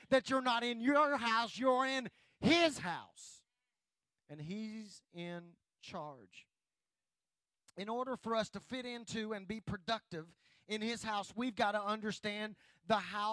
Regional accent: United States; I'm glad to be an American. I'm glad that God has allowed me to live here.

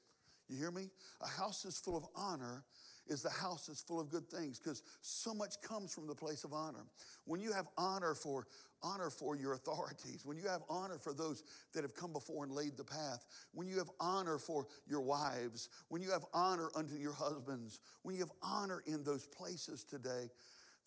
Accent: Baton Rouge, Louisiana, United States; now in San Antonio, United States; I'm a Baton Rouge boy

